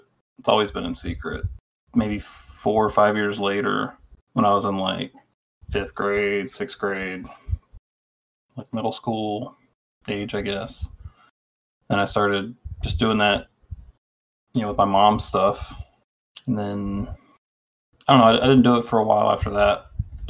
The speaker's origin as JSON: {"language": "English", "region": "Texas", "country": "United States", "said": "I'm from Texas."}